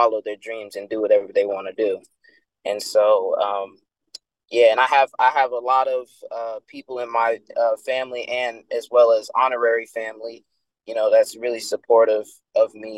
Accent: Connecticut, United States; I grew up in Connecticut. That's my home

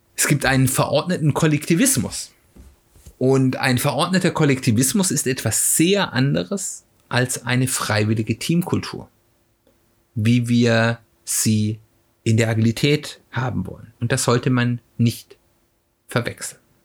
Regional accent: Germany; als Deutscher

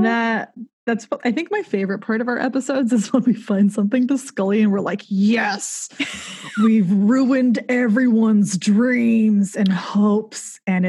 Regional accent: Southern California, United States; I am from Southern California without the y'alls. I just say the in front of every single freeway and people think I'm weird.

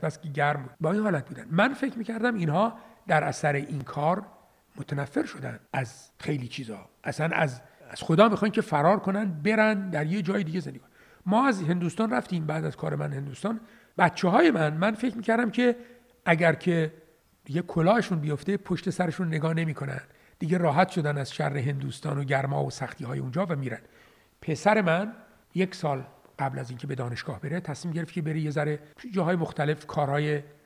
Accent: Iran; also born or lived in Gonabad; من در ایران متولد شدم

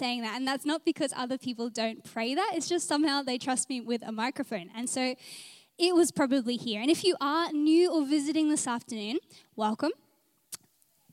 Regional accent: Adelaide, South Australia, Australia; also born or lived in Gold Coast, Australia; now in Brisbane, Australia; I'm from Adelaide and it was always nice to just pray for home

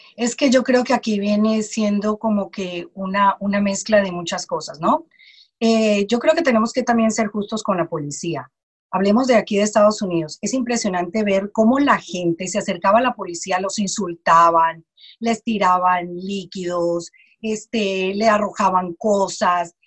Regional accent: Colombia; now in United States; Yo soy colombiana

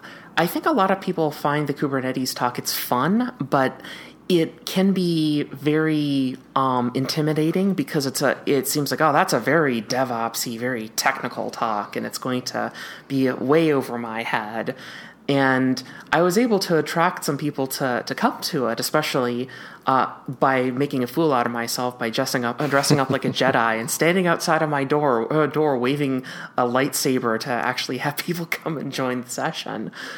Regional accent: Minnesota, United States; I mean, I was there from Minnesota

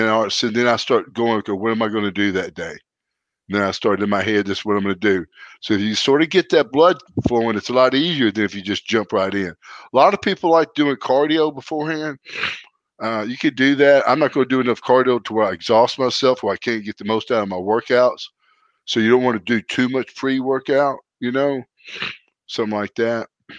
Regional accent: Canada; And I'm from Canada, a wrestler.

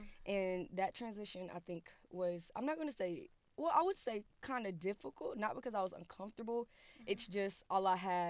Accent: Thomasville, North Carolina, United States; moved away as an adult; now in Raleigh, United States; I am from Thomasville, North Carolina, so it's about 1.5 hours away from Raleigh.

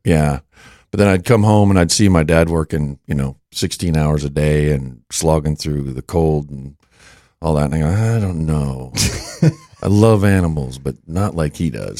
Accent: Western South Dakota, United States; moved away; also born or lived in Denton; growing up in Western South Dakota

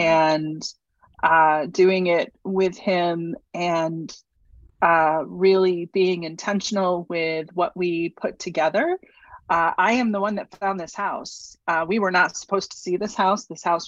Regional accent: New England, United States; also born or lived in Houston, United States; So we moved from Houston. I grew up in New England, kind of a wanderer at heart.

